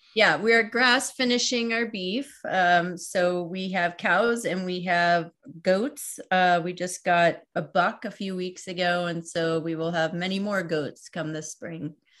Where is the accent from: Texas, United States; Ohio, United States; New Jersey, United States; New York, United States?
New York, United States; outside of New York City, United States; also born or lived in San Francisco / Berkeley; now in Iowa, United States; I grew up outside of New York City